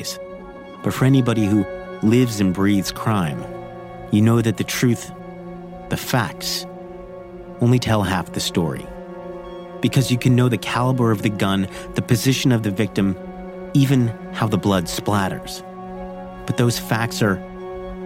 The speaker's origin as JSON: {"language": "English", "town": "New York City", "region": "New York", "country": "United States", "tie": "born or raised there", "said": "Growing up in Staten Island"}